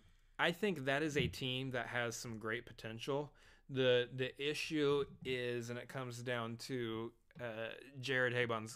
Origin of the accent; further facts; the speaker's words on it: Texas, United States; We're from Texas, as you can tell.